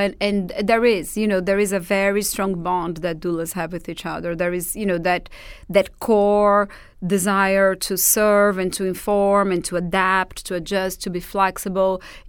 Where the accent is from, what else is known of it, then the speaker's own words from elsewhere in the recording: Portugal; accent: Portuguese; English is a second language; like to work with doulas or with me particularly is not necessarily because they fell in love with my Portuguese accent.